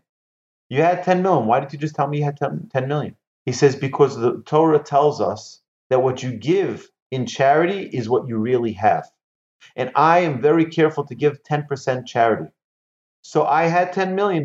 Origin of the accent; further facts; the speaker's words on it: Monsey, New York, United States; my house where I grew up in Muncie